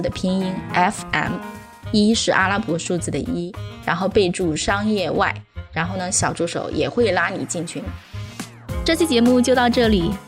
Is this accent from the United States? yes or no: no; China; 我们中国人都会这么想，